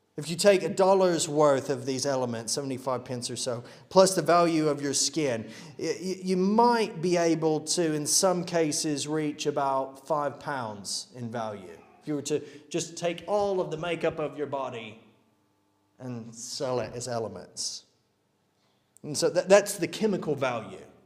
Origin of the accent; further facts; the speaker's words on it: United States; now in United Kingdom; Speaking as an American